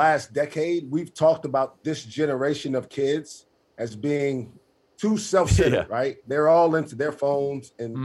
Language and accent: English; New York City, New York, United States; I grew up in New York City